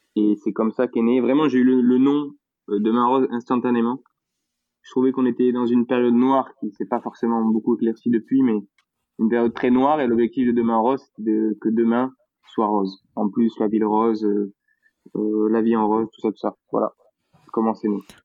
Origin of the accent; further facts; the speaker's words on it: Toulouse, Occitania, France; accent: Toulouse; je suis fier d'être toulousain et, et je cache pas mon accent